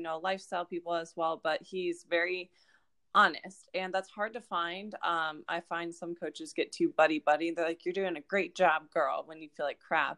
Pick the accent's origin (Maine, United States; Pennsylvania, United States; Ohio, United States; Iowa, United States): Ohio, United States; Akron; I'm from Akron, Ohio, and so is she